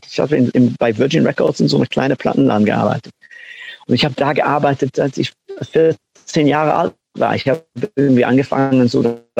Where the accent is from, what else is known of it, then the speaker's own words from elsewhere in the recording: North West England, United Kingdom; German is a second language; Also so, ich, ich komme aus Manchester und ich komme auch aus einer kleinen Stadt am, am Rand von Manchester.